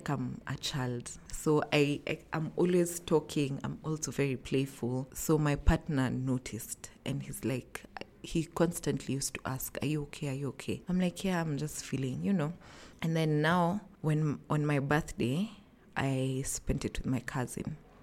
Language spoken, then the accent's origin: English; Nairobi, Kenya; I'm from Nairobi, Kenya